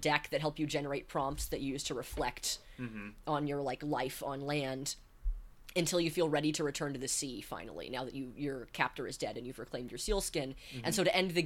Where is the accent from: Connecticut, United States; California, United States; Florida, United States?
California, United States; Northern; I grew up in Northern California